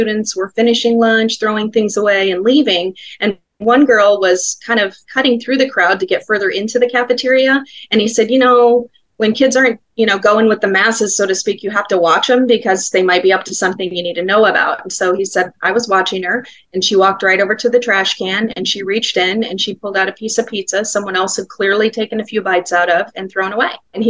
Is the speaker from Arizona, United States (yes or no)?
yes; Glendale, Arizona, United States; the neighborhood I grew up in Glendale